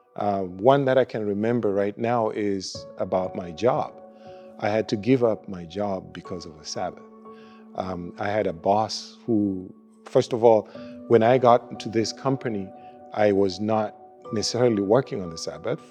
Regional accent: Kenya; also born or lived in United States; now in Winnipeg, Canada; we are originally from Kenya. Uh, moved to the United States.

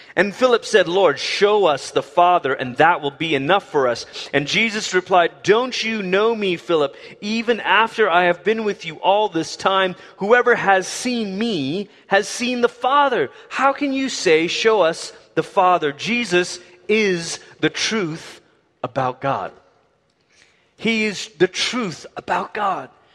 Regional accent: Malaysia; now in Colorado, United States; I grew up in Malaysia

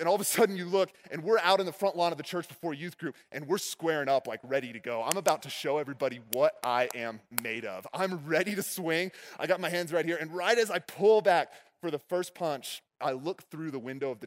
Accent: Texas, United States; When I was growing up in Texas, my dad owned a karate

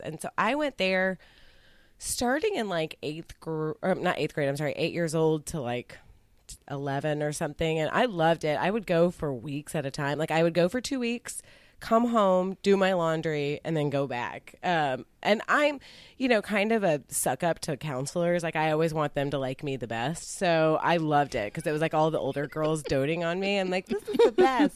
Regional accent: Texas, United States; I was from Texas

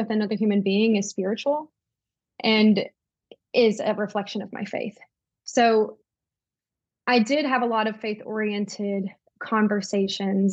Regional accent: Tennessee, United States; I'm from Tennessee. I have lived in Tennessee my entire life, never lived in another state

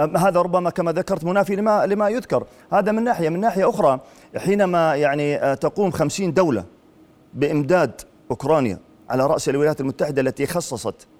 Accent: Jordan

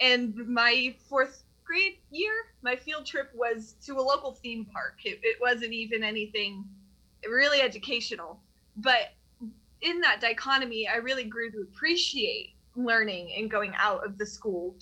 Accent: Tennessee, United States; I've been a kid growing up in the Tennessee school system my whole life

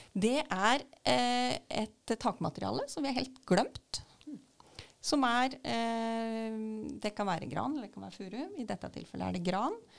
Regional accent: Sannidal, Vestfold og Telemark, Norway; jeg er fra Sandidal

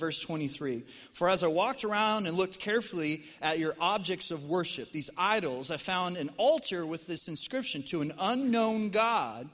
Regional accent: Colorado, United States; moved away as an adult; also born or lived in central Arkansas; now in Arkansas, United States; born and raised in Colorado

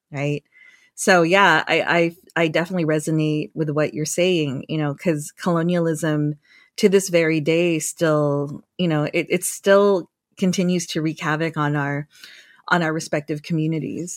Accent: Guam; now in San Jose, United States; I was born and raised on Guam

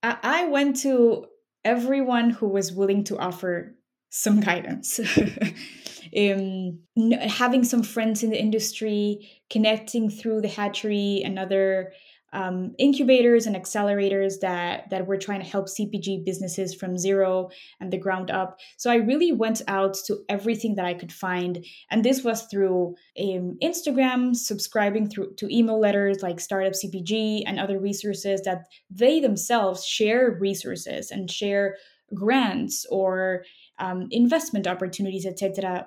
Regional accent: Mexico City, Mexico; moved away as an adult; now in Chicago, United States; I grew up in Mexico City and I moved to Chicago 10 years ago for school

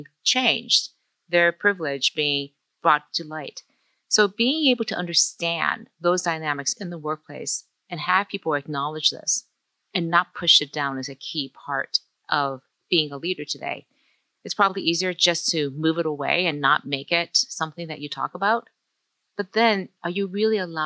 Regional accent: Detroit, Michigan, United States; English is a second language; I grew up as a child of immigrants in Detroit, Asian, Chinese, even not speaking English as my first language

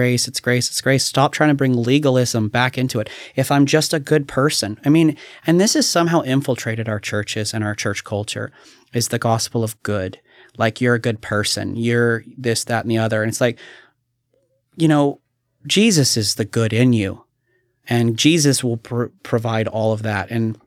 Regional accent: Kentucky, United States; now in Oregon, United States; I remember growing up in Kentucky and you hear somebody and be like, oh yeah, I saw that guy. And it's like, oh, that's kind of amazing. But you know, here in Oregon, it's like, go to Portland.

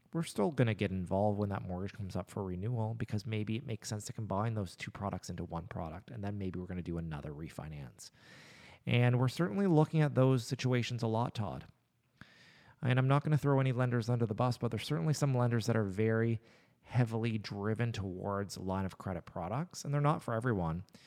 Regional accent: Nova Scotia, Canada; I was born in Nova Scotia

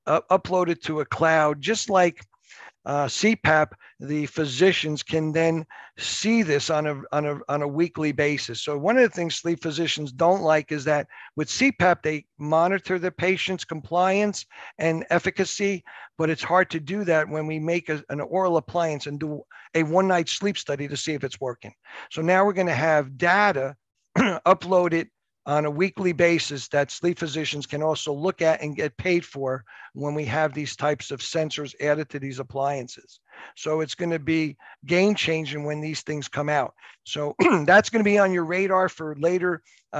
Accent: United States; I'm from New Jersey, New York area. We talk fast.

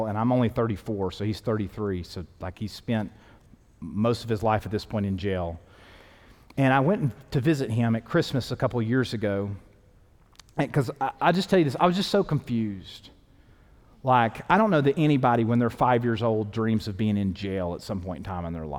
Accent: East Tennessee, United States; moved away; also born or lived in New Orleans; growing up in East Tennessee

